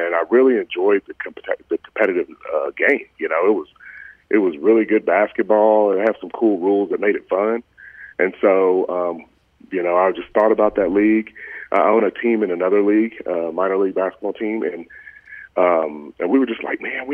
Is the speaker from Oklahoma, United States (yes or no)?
yes; El Reno, Oklahoma, United States; also born or lived in Dallas, Texas / Arkansas / Georgia / Ireland; born and raised in El Reno